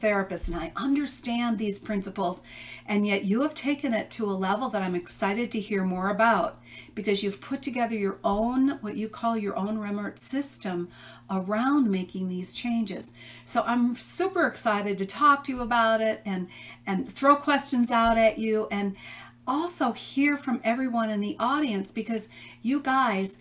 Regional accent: Chicago, Illinois, United States; moved away; I'm from the Chicago area originally

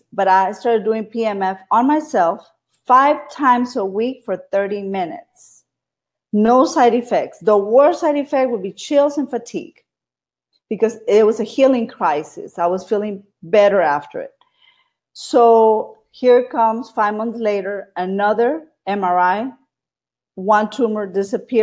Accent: Brownsville, Texas, United States; moved away as an adult; now in Austin, United States; I'm from Austin, Texas. Was born in Brownsville, Texas, the Valley. And I've been here in Austin 24 years.

